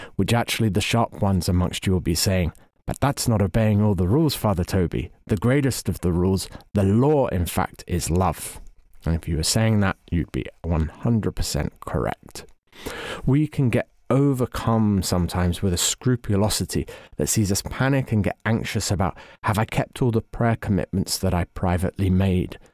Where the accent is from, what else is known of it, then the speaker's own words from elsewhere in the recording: England, United Kingdom; as an Englishman